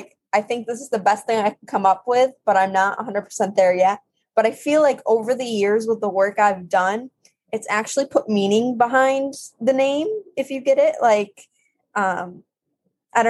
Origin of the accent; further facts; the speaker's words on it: Massachusetts, United States; I'm from Massachusetts